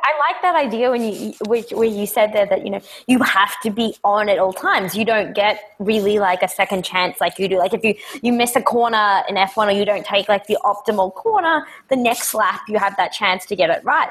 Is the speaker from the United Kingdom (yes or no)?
no; Australia; I'm Australian